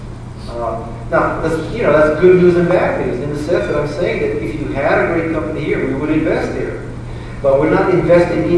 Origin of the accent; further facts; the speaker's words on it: Hawaii, United States; I'm from Hawaii